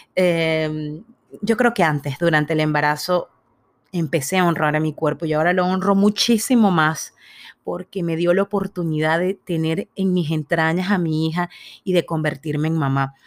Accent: Venezuela; yo nací en Venezuela

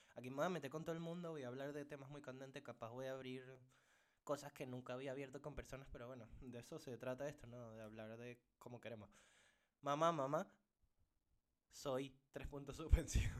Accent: Caracas, Capital District, Venezuela; now in Portugal; por mi tono de voz y por cómo me escucharán, sabrán perfectamente que vengo de Venezuela, Caracas

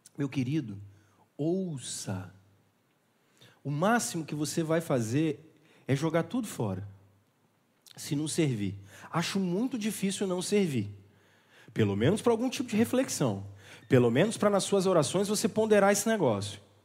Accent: Barbacena, Minas Gerais, Brazil; quando eu era criança em Barbacena

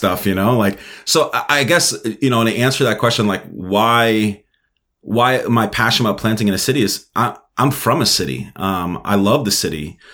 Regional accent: New York City, New York, United States; moved away as an adult; also born or lived in Minnesota; now in Moorhead, United States; I was born and raised in Brooklyn, New York. Um, I, I grew up my whole my whole life there

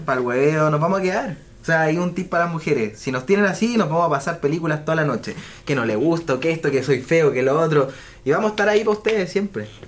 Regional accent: Viña del Mar, Valparaíso, Chile; moved away; yo soy de Viña del Mar y vivo en la playa

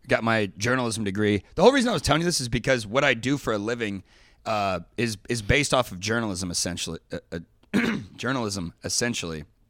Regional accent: Dayton, Ohio, United States; moved away; also born or lived in Kentucky; I grew up in Dayton, Ohio

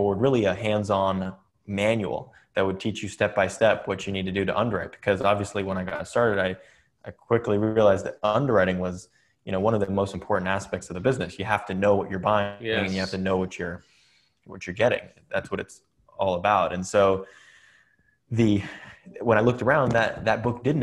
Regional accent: Atherton, California, United States; I grew up in Silicon Valley, California

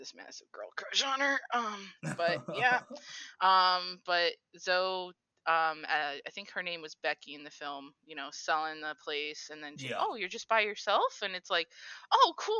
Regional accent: Chicago, Illinois, United States; moved away; I'm from Chicago originally

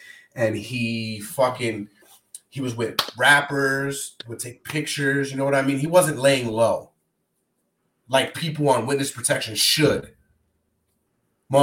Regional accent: New York, United States; moved away; we're definitely from New York.

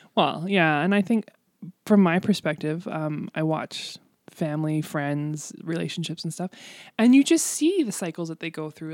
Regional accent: Canada; I love being Canadian, and I love where I live, and, and there, there is no place like home, really

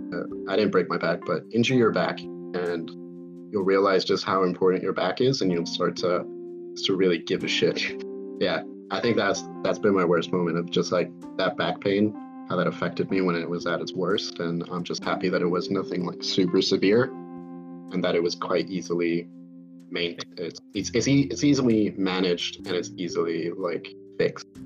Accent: United States; accent: American; I have an American accent

